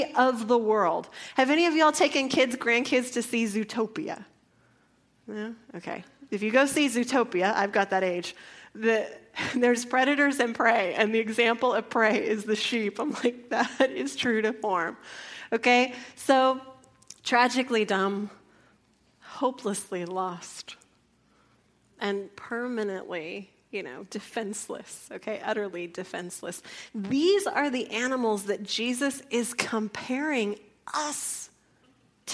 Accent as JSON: {"language": "English", "town": "San Antonio", "region": "Texas", "country": "United States", "tie": "born or raised there", "also_born_or_lived": "San Angelo, Texas", "said": "a city girl growing up in San Antonio"}